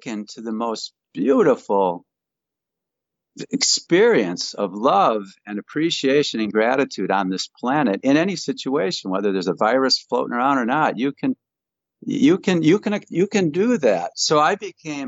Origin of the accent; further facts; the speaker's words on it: Grand Rapids, Michigan, United States; Grand Rapids is where I was born